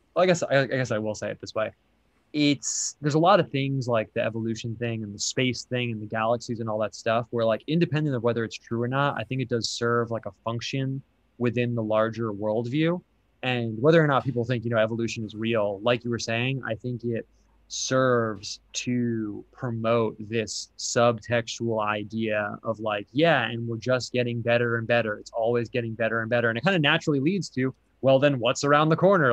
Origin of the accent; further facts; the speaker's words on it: United States; I'm American